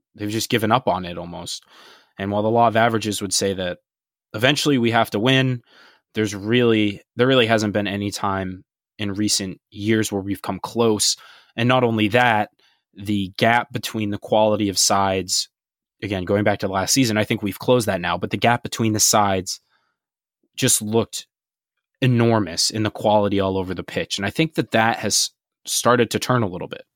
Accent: United States; being from an American perspective

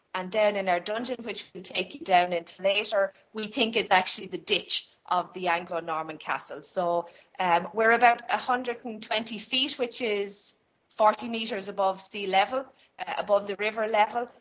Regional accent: southeast Ireland, Ireland; lots of us down here in the southeast have British ancestry

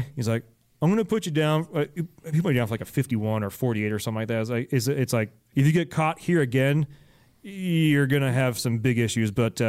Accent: Alameda, California, United States; moved away; also born or lived in San Jose; I grew up in Alameda and went to college in San Jose.

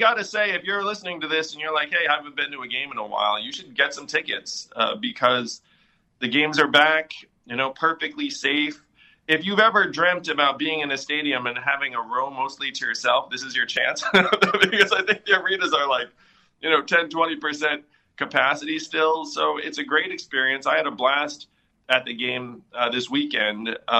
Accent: New York, United States; Well, I'm saying as a New Yorker, like, of course, if the Knicks were somehow to win the title

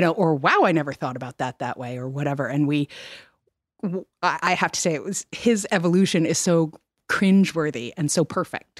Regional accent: New York, United States; now in West Coast, United States; I grew up in New York.

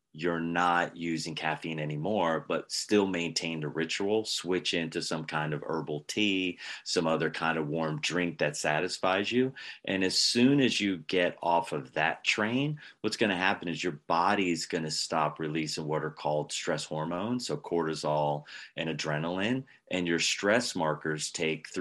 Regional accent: Pennsylvania, United States; I was raised in Pennsylvania. In Pennsylvania, we sometimes have dessert for breakfast

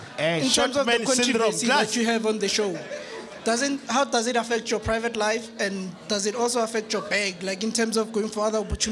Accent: Pretoria, Gauteng, South Africa; From Mamelodi.

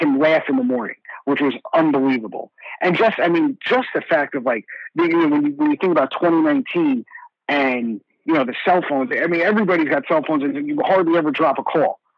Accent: New Jersey, United States; moved away as an adult; now in Orlando, United States; growing up in North Jersey

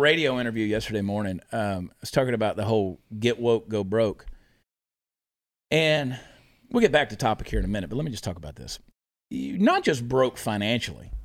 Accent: Augusta, Georgia, United States; moved away; my hometown of Augusta, Georgia

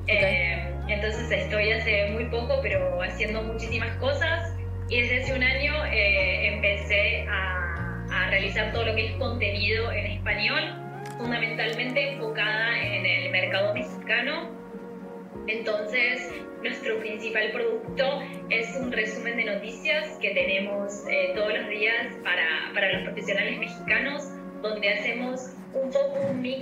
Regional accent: Buenos Aires, Argentina; moved away as an adult; now in São Paulo, Brazil; por mi acento ya lo deben adivinar que soy Argentina

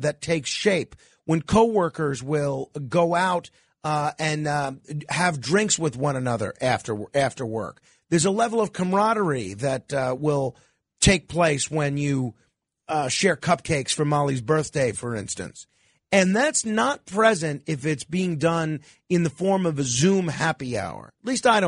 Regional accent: New York, United States; as a New Yorker

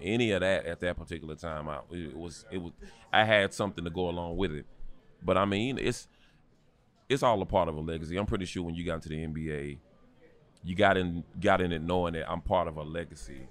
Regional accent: North Carolina, United States; growing up in North Carolina

